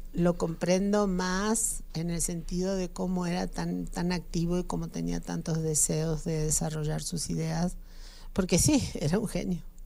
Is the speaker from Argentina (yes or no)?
yes; Argentina; now in Mexico; mi país Argentina